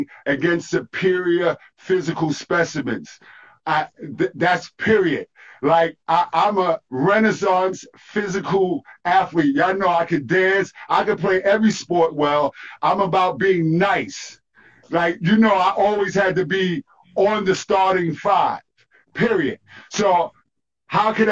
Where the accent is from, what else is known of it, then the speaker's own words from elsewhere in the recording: New York City, New York, United States; I'm from East New York, Pink Houses, Building 17